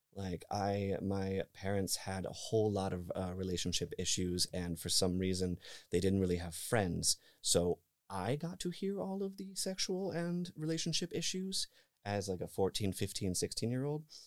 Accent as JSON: {"language": "English", "region": "northern Michigan", "country": "United States", "tie": "born or raised there", "moved": "yes", "said": "I am from Michigan. I am from, I am from, uh, northern Michigan, actually, deep, deep in the country."}